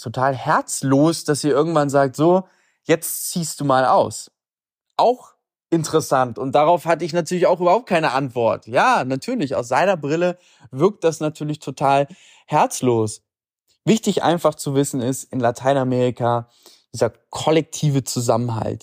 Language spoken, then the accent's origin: German; Germany; Bei uns in Deutschland